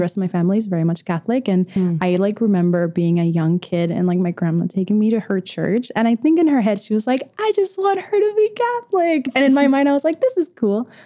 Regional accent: Venezuela; I was born in South America, Venezuela.

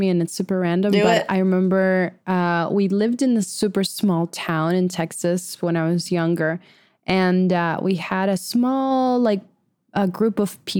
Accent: Venezuela; But we didn't have Lord Ram deities in Venezuela.

